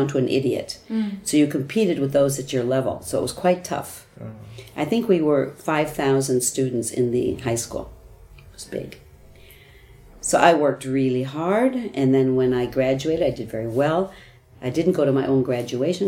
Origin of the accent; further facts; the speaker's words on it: United States; first language English; moved away as an adult; now in Sweden; I was an English teacher from America